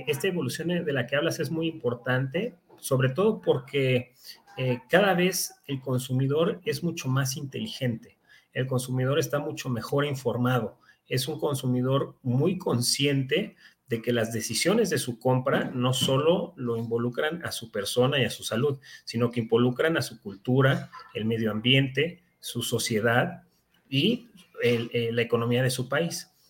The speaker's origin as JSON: {"language": "Spanish", "country": "Mexico", "said": "no tendremos como mexicanos un, este, un corto en este suministro"}